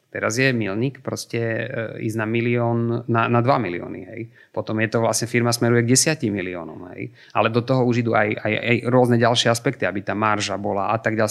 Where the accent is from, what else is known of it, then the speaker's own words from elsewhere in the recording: eastern Slovakia, Slovakia; ja, ja som z východu